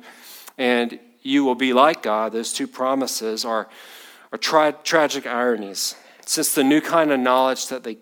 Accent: Batesburg, South Carolina, United States; I grew up in Batesburg

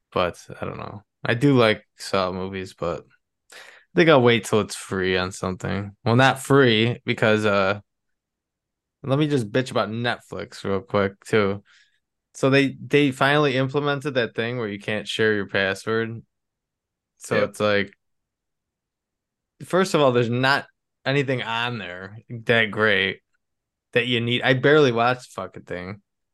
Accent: Buffalo, New York, United States; So if you don't know and you're listening, we're from Buffalo, New York.

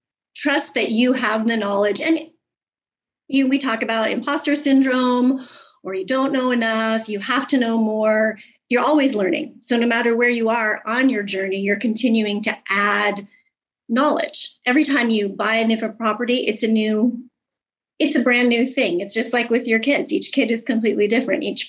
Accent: Alaska, United States; moved away as an adult; also born or lived in Tennessee; we are from Alaska. That's where we are originally from. I was born there. I lived there for 50 years

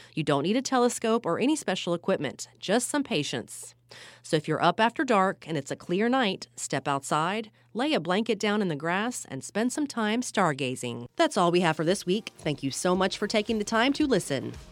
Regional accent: Florida, United States; I grew up in Florida

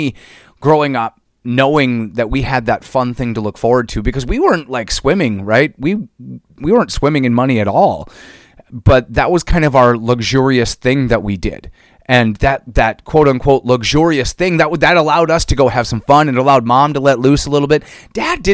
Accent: East Central Minnesota, United States; I grew up in East Central Minnesota here in the States.

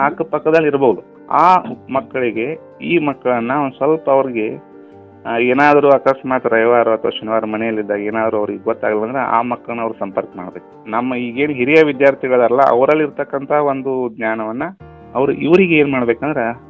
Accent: Nerli, Karnataka, India; ನಾನು ಮೂಲತಃ ಬೆಳಗಾವಿ ಜಿಲ್ಲೆ ಹುಕ್ಕೇರಿ ತಾಲೂಕಿನ ನೇರ್ಲಿ ಗ್ರಾಮದವನು

